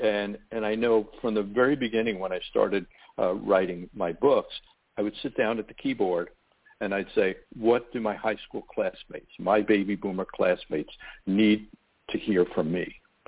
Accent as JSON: {"language": "English", "town": "Long Island", "region": "New York", "country": "United States", "tie": "born or raised there", "said": "I grew up on Long Island, New York, and I always wanted to be a doctor."}